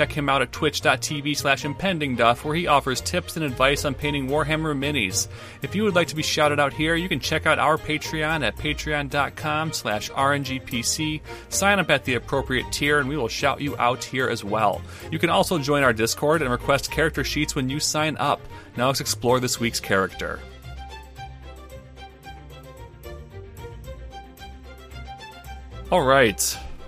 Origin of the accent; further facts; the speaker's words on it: Michigan, United States; I'm from Michigan